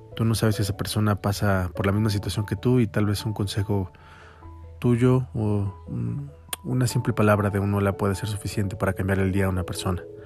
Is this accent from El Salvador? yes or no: no; Mexico; also born or lived in Mexico City; soy un mexicano como cualquier otro que vive en esta hermosa ciudad